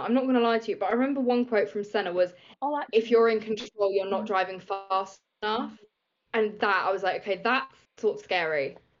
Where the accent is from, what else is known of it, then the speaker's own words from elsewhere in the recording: Reading, South East England, United Kingdom; I grew up in Reading